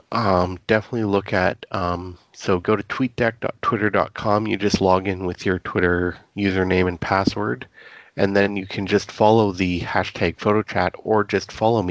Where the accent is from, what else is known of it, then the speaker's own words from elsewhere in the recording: Canada; being a Canadian, B, military historian.